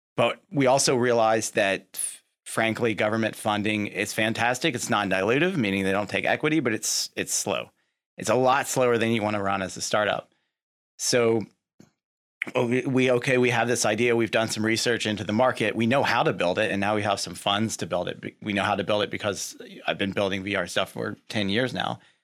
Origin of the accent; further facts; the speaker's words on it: Lexington, Kentucky, United States; born and raised in Lexington, Kentucky